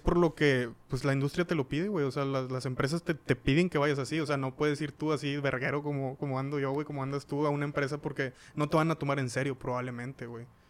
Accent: Cadereyta Jiménez, Nuevo León, Mexico; Nosotros somos de Cadereyta

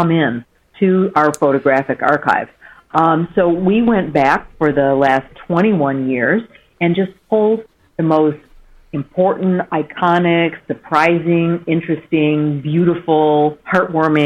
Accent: Michigan, United States; moved away; my home state of Michigan

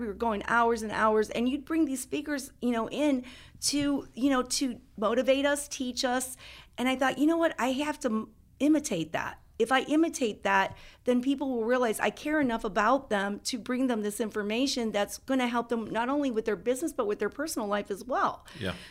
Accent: Tarpon Springs, Florida, United States; my hometown of Tarpon Springs, Florida

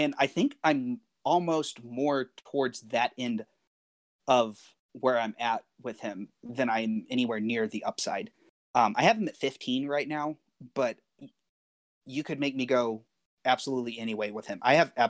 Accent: Nigeria; moved away; we grew up in Africa and we grew up in Nigeria

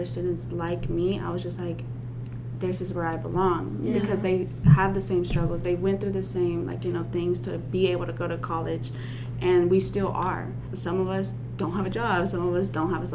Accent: Russellville, Arkansas, United States; also born or lived in Guerrero, Mexico; I'm from Russellville

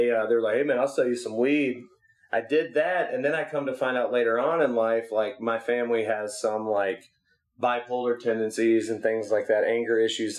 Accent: Memphis, Tennessee, United States; now in West Coast, United States; we come from Memphis

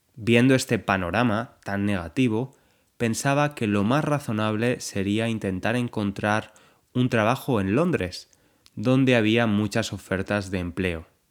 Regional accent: Valencia, Valencian Community, Spain; now in London, United Kingdom; He estado en Valencia, la ciudad de España de donde soy

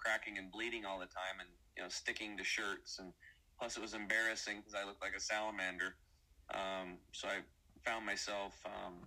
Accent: Eastern Oregon, United States; I grew up over here in Eastern Oregon, kind of redneck, hunting

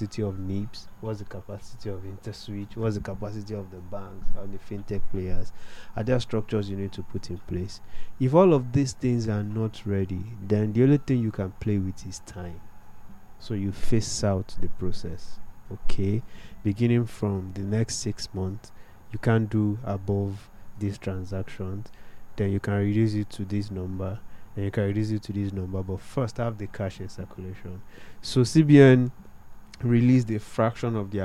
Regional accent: Ekiti, Nigeria; moved away; My mom had to travel from my hometown in Ekiti to another town

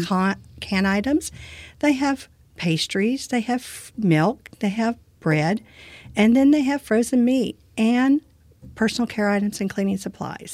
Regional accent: Brazoria County, Texas, United States; I've lived in this community all my life

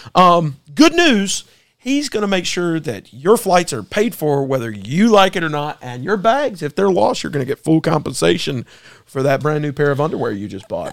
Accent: United States; as Americans, we are uniquely different

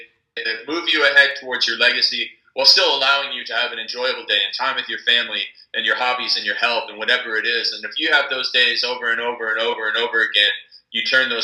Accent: Canada; I'm from Canada

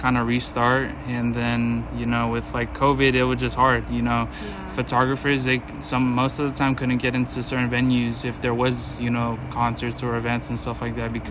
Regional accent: Fairfield Vallejo area, California, United States; moved away as an adult; now in Sacramento, United States; I'm from Fairfield Vallejo area

